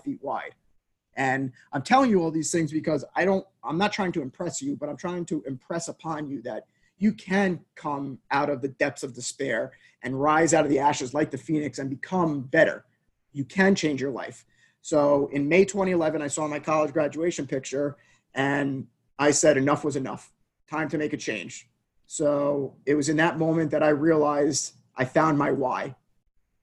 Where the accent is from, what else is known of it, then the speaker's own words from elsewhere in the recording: United States; Grew up 25 miles outside of New York City in essentially the perfect family upbringing